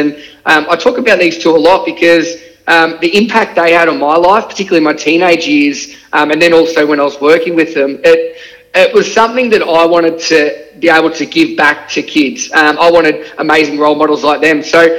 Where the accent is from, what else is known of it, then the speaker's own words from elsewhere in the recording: Shepparton, Victoria, Australia; moved away as an adult; now in Melbourne, Australia; but I've obviously moved on now and live in Melbourne, down Bayside, which is really nice as well. But growing up in Shepparton was amazing.